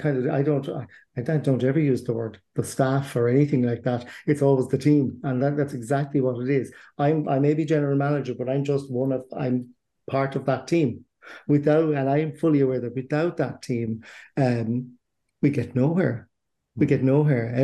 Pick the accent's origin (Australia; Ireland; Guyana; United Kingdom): Ireland; Cork, Munster; also born or lived in Dublin / County Leitrim; now in Strokestown, Ireland; I'm originally from Cork, which is down south here in Ireland, and I've ended up here in County Roscommon